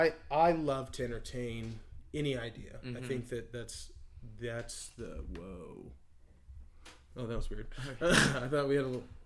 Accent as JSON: {"language": "English", "town": "Canby", "region": "Oregon", "country": "United States", "tie": "born or raised there"}